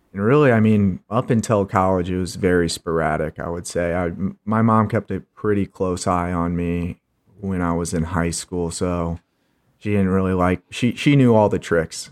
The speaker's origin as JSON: {"language": "English", "town": "St. Charles", "region": "Missouri", "country": "United States", "tie": "born or raised there", "said": "born and raised in Saint Charles, Missouri, as my dad likes to call it, Charleytown"}